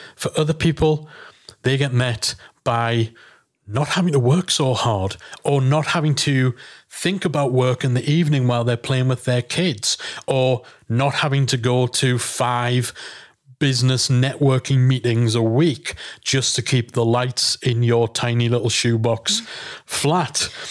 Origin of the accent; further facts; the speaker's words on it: England, United Kingdom; we're English